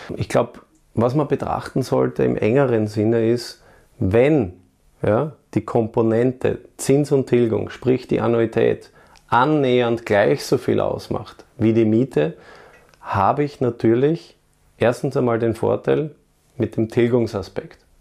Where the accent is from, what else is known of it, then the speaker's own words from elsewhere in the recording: Vienna, Austria; meine Heimatstadt Wien